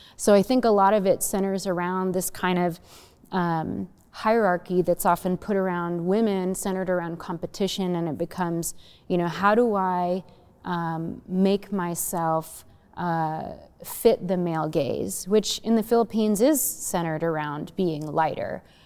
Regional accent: United States; my growing up in the United States

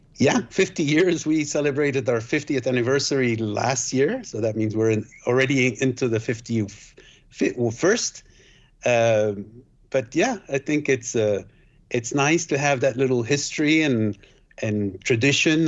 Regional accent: Switzerland; also born or lived in Guatemala; I was born in Guatemala, but raised in Switzerland.

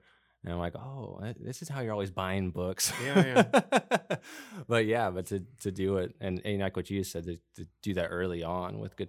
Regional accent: Dallas, Texas, United States; I'm from Oak Cliff, too.

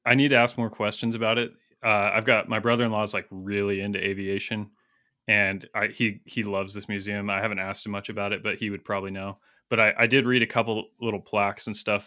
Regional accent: United States; I'm an American

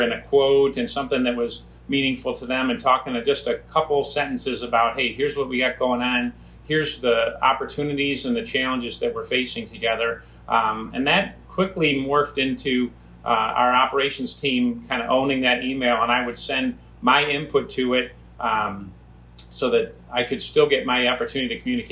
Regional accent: Cleveland, Ohio, United States; moved away as an adult; My wife's from Cleveland, I'm from Cleveland

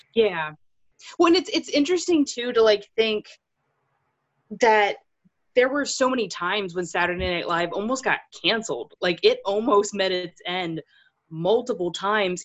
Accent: Maryland, United States; moved away as an adult; now in Pennsylvania, United States; I spent most of my life there

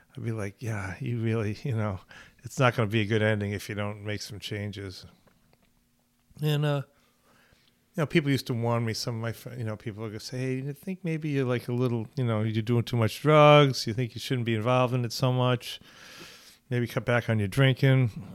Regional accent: Newport, Rhode Island, United States; I'm from Newport, Rhode Island, uh, from a basic kind of middle class Jewish family

